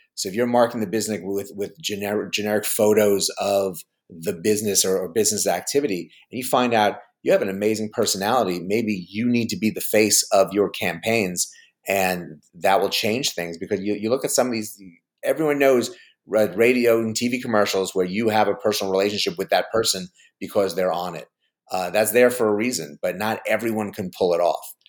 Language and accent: English; New York, United States; I grew up in New York